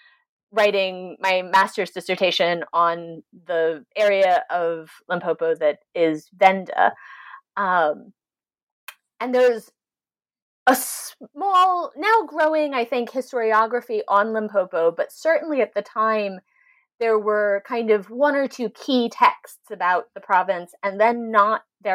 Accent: United States; moved away as an adult; also born or lived in South Africa; now in United Kingdom; I'm an American.

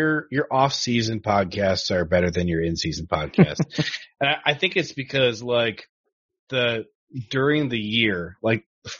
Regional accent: Ohio, United States; I grew up in Ohio, so I've always liked the Browns.

